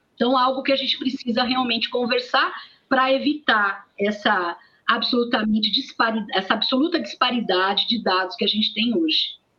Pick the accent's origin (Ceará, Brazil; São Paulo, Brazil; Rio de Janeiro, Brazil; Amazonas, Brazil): São Paulo, Brazil; interior of; Eu sou do interior de São Paulo